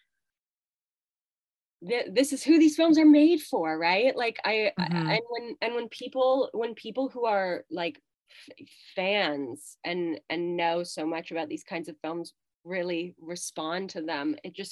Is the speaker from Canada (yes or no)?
yes; Canada; accent: Canadian; as a Canadian actor, you immediately go through all the words that you say differently than Americans